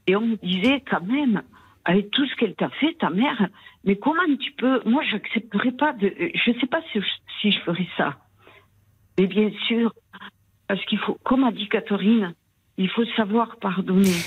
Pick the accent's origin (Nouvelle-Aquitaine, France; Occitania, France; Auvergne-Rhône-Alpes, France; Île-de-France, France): Occitania, France; Toulouse; accent: Toulouse; Je suis de Toulouse